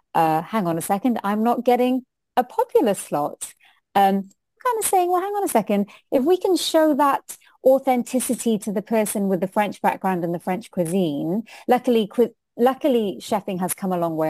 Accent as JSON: {"language": "English", "country": "United Kingdom", "also_born_or_lived": "India", "accent": "British", "first_language": "Hindi", "second_language": "English", "moved": "as an adult", "lives_now": "New Zealand", "said": "as an Indian, who um, my first language is Hindi. It's my, my mother spoke to me first in Hindi. That's my first language, no matter how British I sound."}